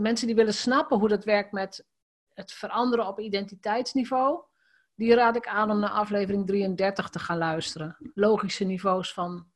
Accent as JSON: {"language": "Dutch", "region": "Drenthe", "country": "Netherlands", "tie": "born or raised there", "said": "ik ben in Drenthe geboren, opgegroeid."}